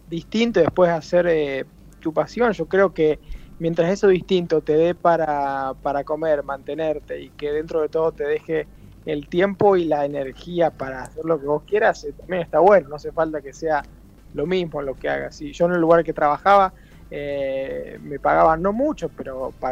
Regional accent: Rawson, Chubut, Argentina; also born or lived in Buenos Aires; No, a ver, yo, bueno, soy de Rawson, pero viví esto así, yo terminé la secundaria y después me tomé medio año, me fui de intercambio a Inglaterra, a Brighton

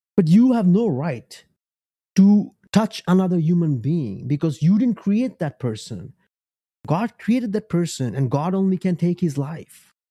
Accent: United States; also born or lived in Bangladesh; I'm American. I'm Beng, Bangladeshi American.

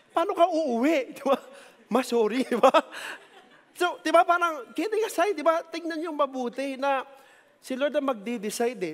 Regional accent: Philippines; we have as a Filipino, as a citizen of this country

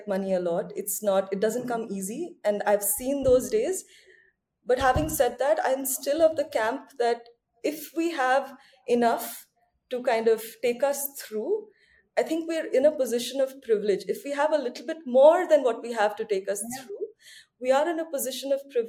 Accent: Odisha, India; the state, which I call my home state

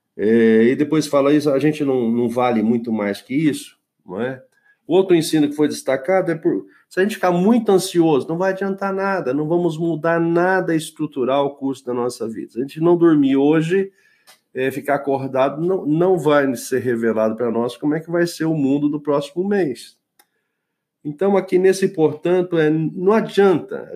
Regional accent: Brazil; eu só, só vivi no Brasil, nasci no Brasil

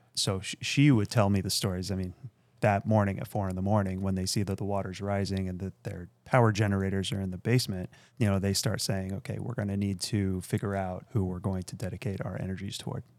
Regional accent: Akron, Ohio, United States; also born or lived in Beersheba, Israel; now in Chicago, United States; I grew up in Akron, Ohio

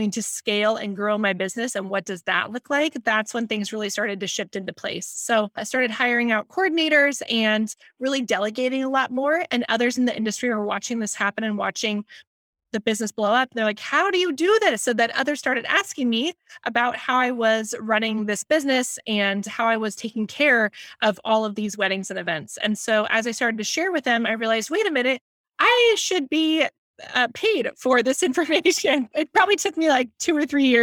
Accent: San Diego, California, United States; I'm in San Diego, California. That's where I'm based out of. And I grew up here in San Diego and absolutely love it

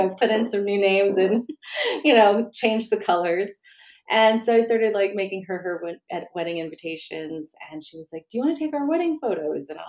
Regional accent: Normal, Illinois, United States; moved away as an adult; also born or lived in Chicago, Illinois / Las Vegas, Nevada / Brussels, Belgium; now in Stockholm, Sweden; I'm from Illinois and it's called Normal, Illinois

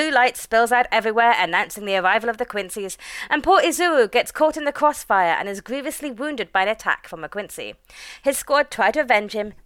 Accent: United Kingdom; we're British

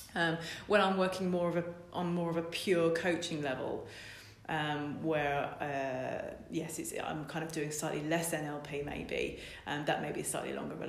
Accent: Essex, East of England, United Kingdom; moved away as an adult; also born or lived in Cambridge; now in Lincoln, United Kingdom; I'm from Essex, um, in between Colchester and Ipswich

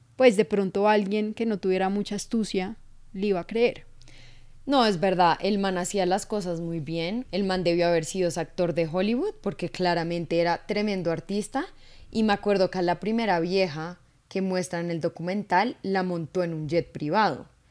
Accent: Colombia; uno como latino, como colombiano

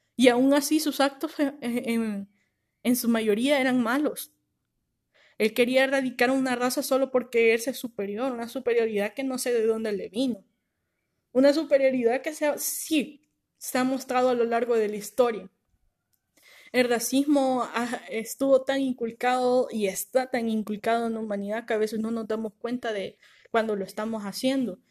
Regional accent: El Salvador; nosotros como país, o sea, El Salvador

